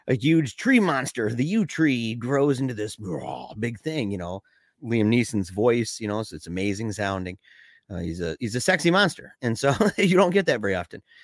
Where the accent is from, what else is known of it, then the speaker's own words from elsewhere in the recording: Michigan, United States; we're from Michigan.